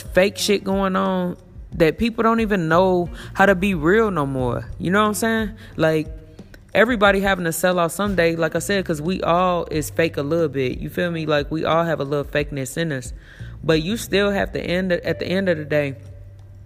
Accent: Elkhart, Gary, Indiana, United States; I'm from the projects. I'm from the ghetto. I'm from Elkhart, Indiana. I'm from Gary, Indiana

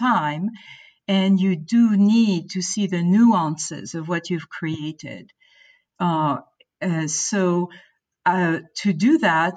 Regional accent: France; moved away as an adult; also born or lived in Boston; now in United States; growing up in France

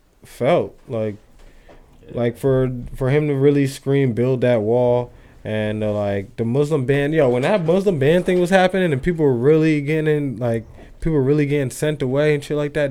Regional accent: Tinton Falls, New Jersey, United States; I'm from Tin Falls.

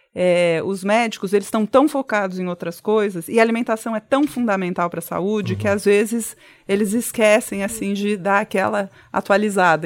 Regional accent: São Paulo, Brazil; sou nascida e criada aqui, nunca comi pizza com ketchup

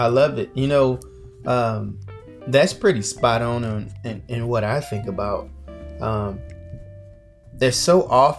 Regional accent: Missouri, United States; We've been, of course, to Missouri. We're from Missouri.

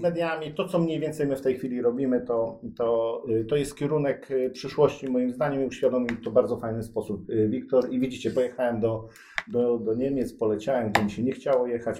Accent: Koszalin, West Pomeranian Voivodeship, Poland; moved away as an adult; now in Gdańsk, Poland; jestem z Koszalina, tam się urodziłem

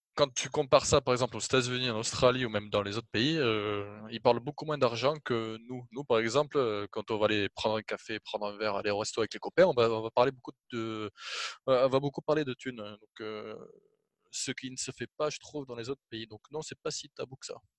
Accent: Toulouse, Occitania, France; Je suis né à Toulouse, j'ai fait mes études à Toulouse

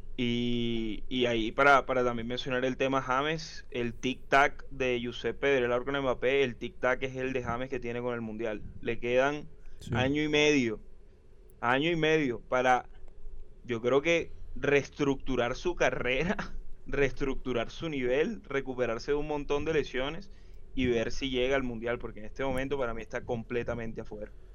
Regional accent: Colombia; como hincha colombiano

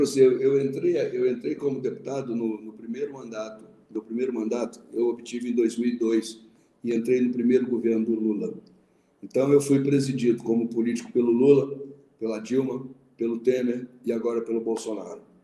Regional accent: Manhumirim, Minas Gerais, Brazil; Quando eu era menino pequeno lá em Mamirim

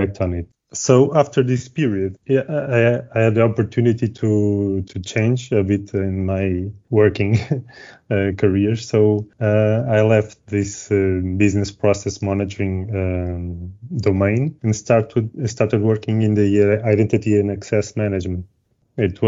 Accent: Lisbon, Portugal; I'm from Lisbon, as I told you, and mm-hmm. I've always been around here, studied here

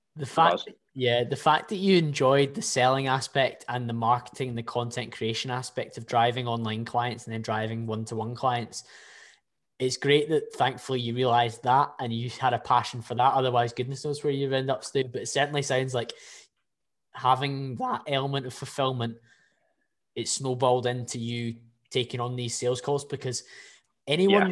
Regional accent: Scotland, United Kingdom; I can probably get away as a Scottish person

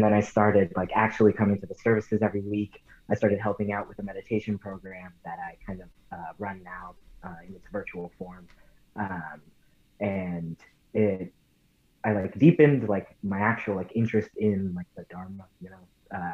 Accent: Santa Ana, California, United States; I'm from Santa Ana, California. I grew up in the Orange County area

